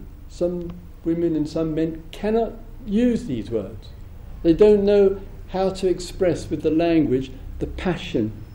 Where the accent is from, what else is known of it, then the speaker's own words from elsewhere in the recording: England, United Kingdom; being an Englishman